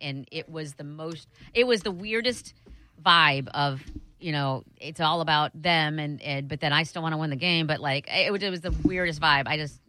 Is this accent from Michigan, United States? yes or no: no; Iowa, United States; moved away; My hometown has 10,000 people in it. 10,000. Little tiny 10,000.